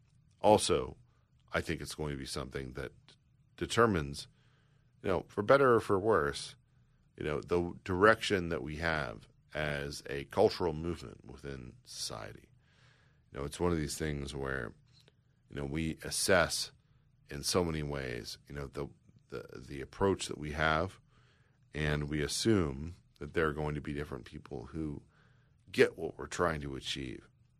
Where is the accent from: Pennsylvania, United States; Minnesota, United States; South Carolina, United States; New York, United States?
South Carolina, United States; Charleston; You know, look, I am from South Carolina. I grew up there. I grew up in, Charleston specifically